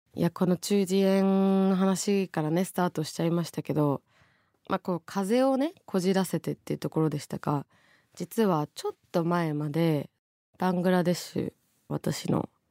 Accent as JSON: {"language": "Japanese", "region": "Tokyo", "country": "Japan", "tie": "born or raised there", "said": "王子出身なんで"}